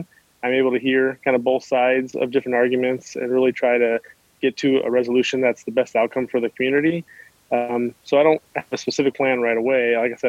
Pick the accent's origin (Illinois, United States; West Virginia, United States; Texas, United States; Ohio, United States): Illinois, United States; Chicago; also born or lived in California; And I came from California, also originally from Chicago, lived in the inner city.